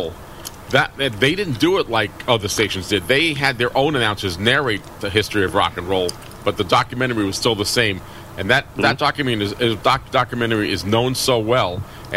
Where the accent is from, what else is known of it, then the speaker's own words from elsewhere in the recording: New York, United States; moved away; I came from New York